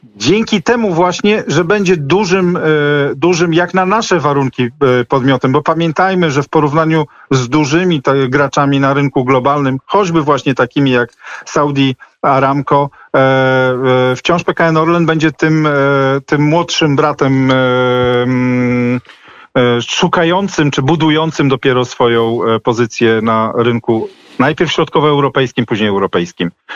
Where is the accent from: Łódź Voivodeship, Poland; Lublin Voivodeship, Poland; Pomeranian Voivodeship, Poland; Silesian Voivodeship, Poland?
Pomeranian Voivodeship, Poland; Gdańsk; jestem z Gdańska